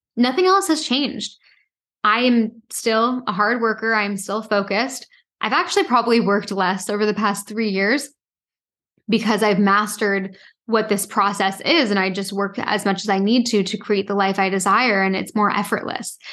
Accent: Toronto, Ontario, Canada; also born or lived in Halifax; I grew up in Toronto

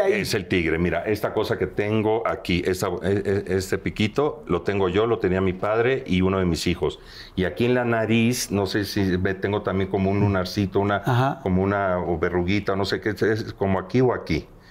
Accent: Veracruz, Mexico; moved away; yo soy oriundo de Veracruz, del puerto

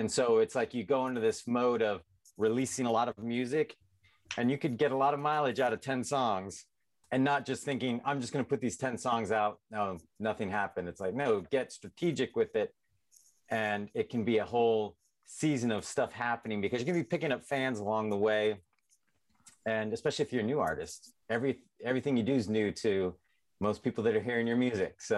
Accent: San Diego, California, United States; moved away as an adult; also born or lived in Nashville; now in Portland, United States; I'm originally from San Diego.

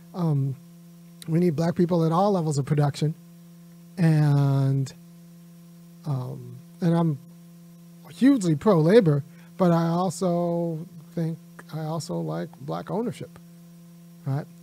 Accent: California, United States; now in Georgia, United States; I grew up in California. I can't afford to move back now

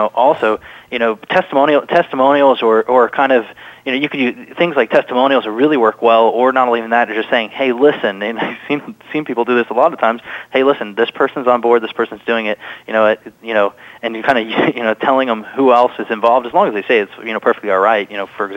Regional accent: Ohio, United States; moved away; also born or lived in Alabama; I grew up in Ohio, I moved down to Alabama and lived in Alabama for a while.

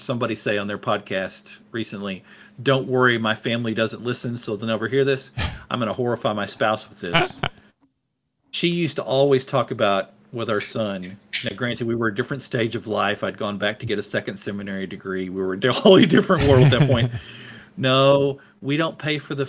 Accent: the South, United States; I grew up in the South

